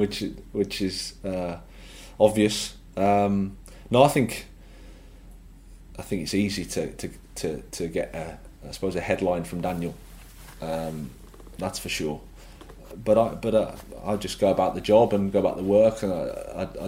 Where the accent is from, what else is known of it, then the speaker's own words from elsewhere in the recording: Birmingham, West Midlands, United Kingdom; moved away as an adult; It was great as my hometown club